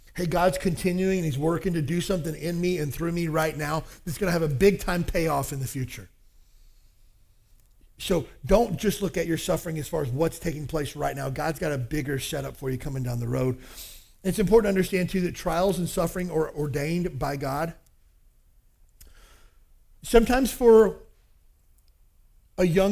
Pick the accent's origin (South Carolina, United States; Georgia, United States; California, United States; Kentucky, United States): Kentucky, United States; I grew up in the South, Kentucky